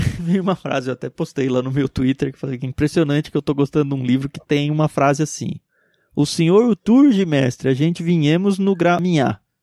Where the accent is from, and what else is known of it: Brazil